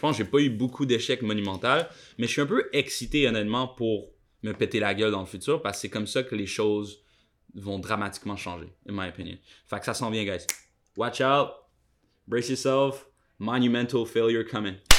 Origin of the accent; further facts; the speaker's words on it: Quebec, Canada; now in Montreal, Canada; c'est peut-être une expression québécoise